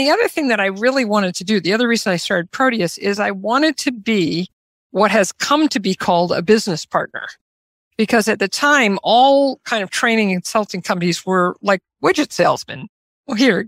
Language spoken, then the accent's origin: English; Omaha, Nebraska, United States; I grew up in Omaha, Nebraska, about as exactly in the middle of the United States as you can get